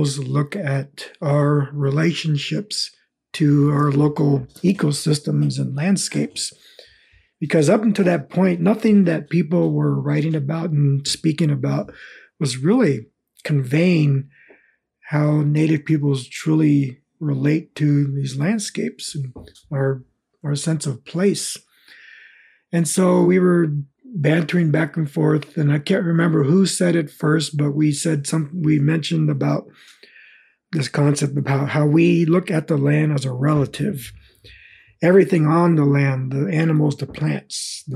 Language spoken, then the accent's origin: English; Southern California, United States; English is a second language; also born or lived in American Southwest / Chihuahua, Mexico; I spent most of my life when I was growing up in Southern California, down by the border, and also in the American Southwest and back and forth into the Southwest and Mexico as well